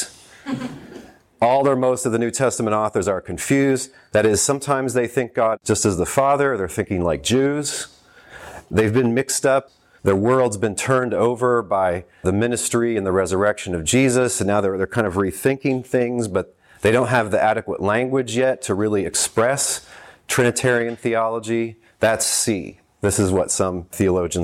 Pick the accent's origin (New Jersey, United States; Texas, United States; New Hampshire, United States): Texas, United States; I grew up in Texas